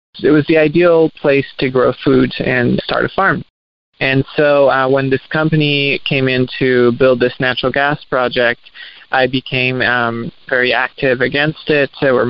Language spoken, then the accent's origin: English; Roseburg, Oregon, United States; born or raised there; also born or lived in Quebec, Canada